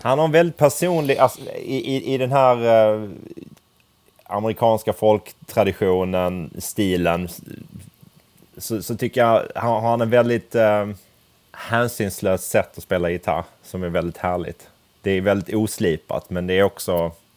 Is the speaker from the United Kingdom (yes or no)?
no; Crete, Greece; moved away; Jag kommer ju från Kreta